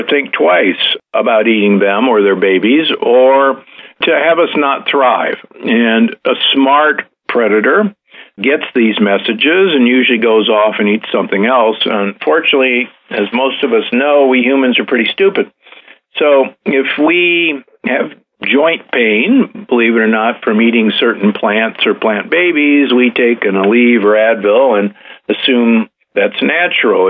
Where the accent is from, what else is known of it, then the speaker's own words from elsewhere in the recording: United States; moved away; also born or lived in Omaha, Nebraska / Milwaukee, Wisconsin; I grew up in Omaha, Nebraska and Milwaukee, Wisconsin